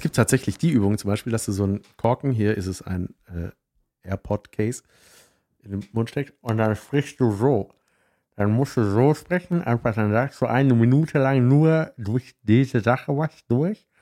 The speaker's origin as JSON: {"language": "German", "town": "Swisttal", "region": "North Rhine-Westphalia", "country": "Germany", "moved": "yes", "said": "Ich komme aus Wistal-Boschofen ursprünglich"}